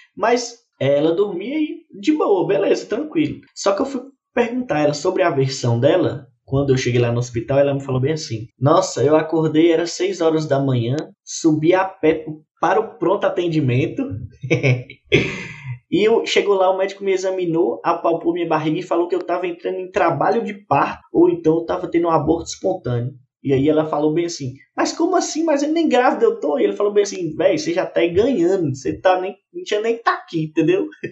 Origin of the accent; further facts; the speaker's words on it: Montes Claros, Minas Gerais, Brazil; sou daqui de Montes Claros, mas meu coração é lá de Burarama